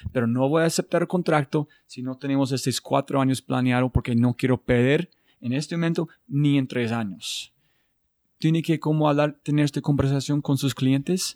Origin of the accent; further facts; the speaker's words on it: United States; Spanish is a second language; yo soy de los Estados Unidos